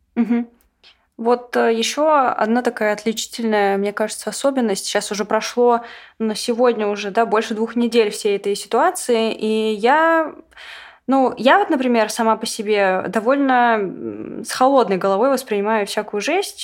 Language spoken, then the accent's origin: Russian; Russia; я россиянка